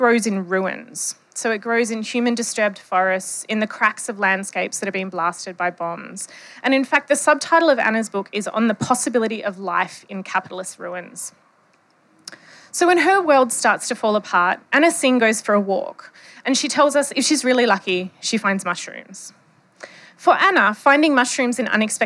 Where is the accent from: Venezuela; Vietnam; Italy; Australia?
Australia; Western Australia; accent: Bogan English; I am from Western Australia, so this is not my native dialect. My native dialect is Bogan English